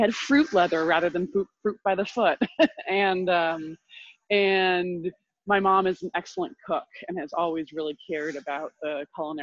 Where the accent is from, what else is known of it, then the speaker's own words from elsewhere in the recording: Vermont, United States; moved away as an adult; also born or lived in Guatemala; I grew up in Vermont